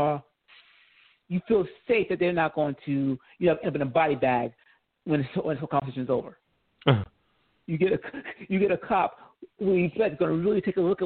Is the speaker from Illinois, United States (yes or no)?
no; New York, United States; also born or lived in Georgia; now in California, United States; I grew up as a New Yorker all the way through.